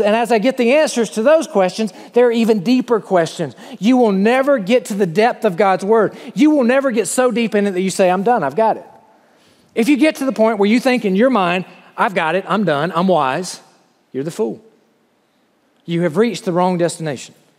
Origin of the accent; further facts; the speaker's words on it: the South, United States; moved away as an adult; I'm from the South and this is what we